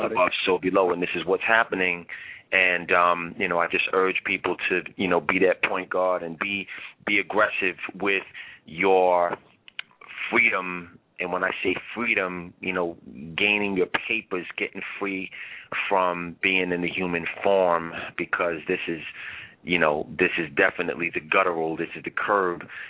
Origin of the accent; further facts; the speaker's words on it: New York City, New York, United States; from Shaolin, Staten Island, New York, America, USA